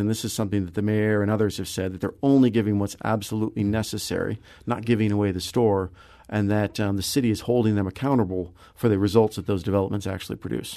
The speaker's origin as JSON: {"language": "English", "town": "Kirkwood", "region": "Missouri", "country": "United States", "tie": "born or raised there", "said": "I grew up in Kirkwood"}